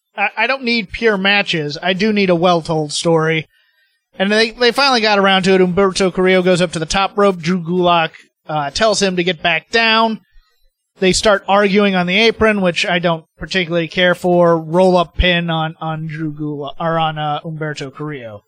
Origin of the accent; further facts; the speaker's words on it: United States; as an American